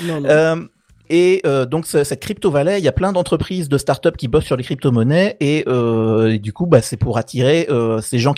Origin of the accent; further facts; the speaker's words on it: Switzerland; donc je vous ramène une petite news helvétique parce qu'il n'y a pas de raison puisque je viens de, de Suisse